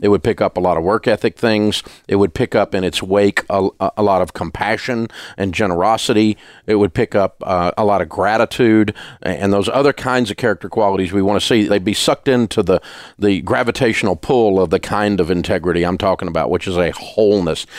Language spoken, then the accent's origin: English; the South, United States; I'm from the South